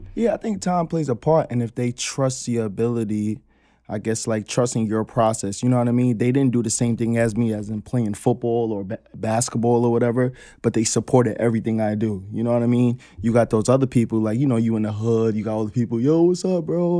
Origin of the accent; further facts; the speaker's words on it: New York City, New York, United States; growing up in Queens, on Ravenswood